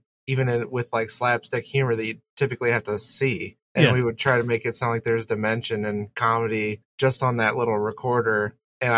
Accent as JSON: {"language": "English", "region": "Ohio", "country": "United States", "tie": "born or raised there", "said": "Just a simple Midwest boy. I was born and raised in Ohio"}